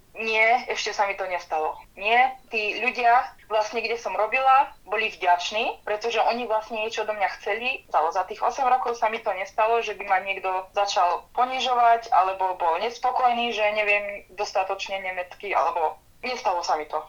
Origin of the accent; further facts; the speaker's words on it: Martin, Žilina Region, Slovakia; moved away as an adult; now in Munich, Germany; Som z Martina